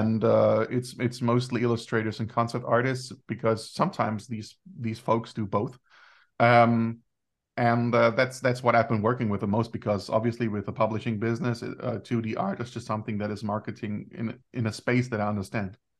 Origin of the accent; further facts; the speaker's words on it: Germany; I grew up in Germany and I'm, uh, a son of Greek immigrants.